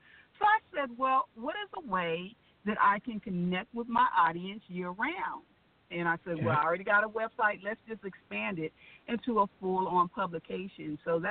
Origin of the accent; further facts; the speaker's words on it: California, United States; now in Atlanta, United States; I'm from California. I know you hear the Southern accent because I've been in Atlanta for a minute.